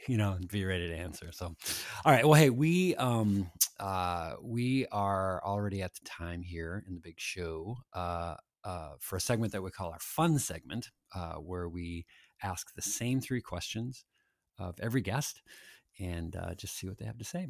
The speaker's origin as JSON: {"language": "English", "town": "Annandale", "region": "Minnesota", "country": "United States", "tie": "born or raised there", "said": "I grew up in Annandale"}